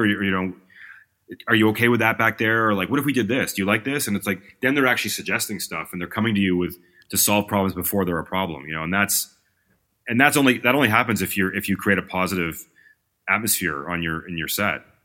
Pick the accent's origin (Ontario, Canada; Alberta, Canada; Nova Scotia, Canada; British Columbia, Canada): Ontario, Canada; Toronto; I'm from Toronto